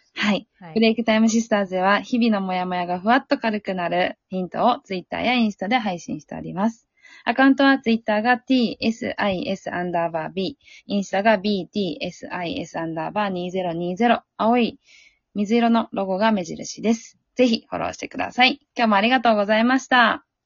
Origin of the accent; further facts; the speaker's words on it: northern Kyoto Prefecture, Japan; accent: northern Kyoto dialect, similar to northern Hyogo and Fukui; もともと京都の南の方生まれなんですけど、まあちっちゃい頃にいろんなこう転勤を繰り返して、あの、うんうん、北の方に行った